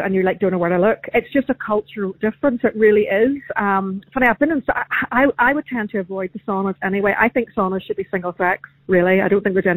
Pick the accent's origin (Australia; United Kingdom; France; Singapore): United Kingdom; Portrush, Northern Ireland; I'm from Port Rush.